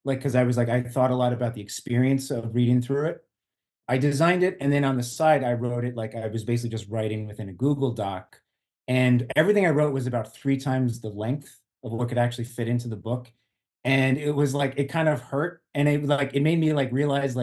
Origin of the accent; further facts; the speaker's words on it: Long Island, New York, United States; now in Jersey City, United States; I'm actually originally from Long Island, and I basically moved from Long Island to Jersey City